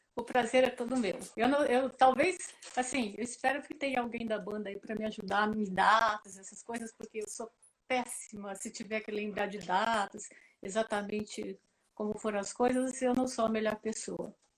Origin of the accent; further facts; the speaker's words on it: Ribeirão Preto, São Paulo, Brazil; toda menina do interior, eu sou de Ribeirão Preto